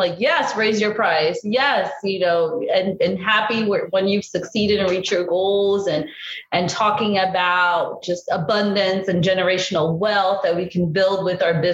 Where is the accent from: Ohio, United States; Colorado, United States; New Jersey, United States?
New Jersey, United States; also born or lived in Brazil / Southern Florida; now in Florida, United States; I grew up in New Jersey